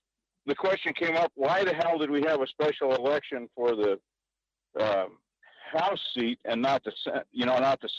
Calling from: Fairbanks, Alaska, United States; in Fairbanks.

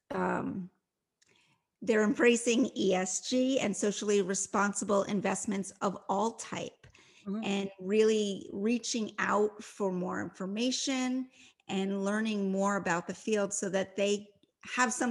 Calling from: Ocean City, Maryland, United States; So, right now, I am in Ocean City, Maryland. I have escaped the uh, Washington, D.C. region where I live, and I'm spending some time here.

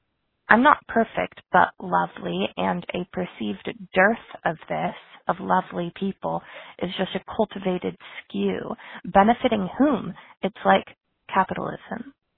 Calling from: Santa Barbara, California, United States; I'm calling from Santa Barbara, California

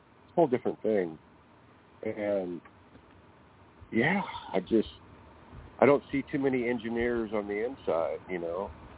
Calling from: California, United States; I'm calling from California.

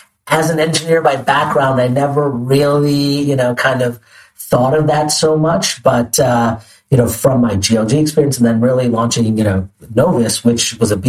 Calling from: New York City, New York, United States; I'm calling in from New York City, sunny New York City, from our office by Bryant Park.

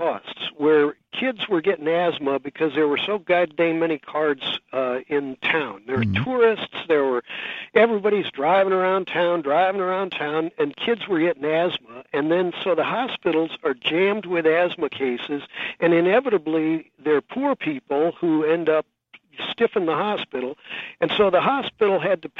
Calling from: San Francisco, California, United States; I'm calling you from San Francisco, and we are a peninsula, right?

